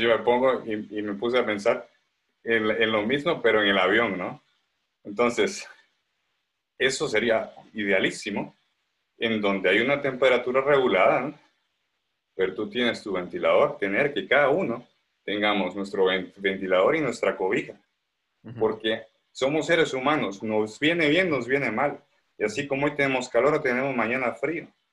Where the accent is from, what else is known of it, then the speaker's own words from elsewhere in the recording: Guatemala; somos guatemaltecos, somos impulsivos